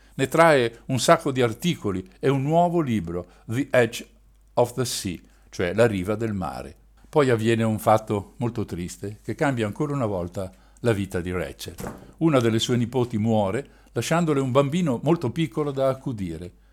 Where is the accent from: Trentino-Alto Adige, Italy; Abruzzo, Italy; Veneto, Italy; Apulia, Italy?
Trentino-Alto Adige, Italy; in un paese di campagna ai piedi delle montagne trentine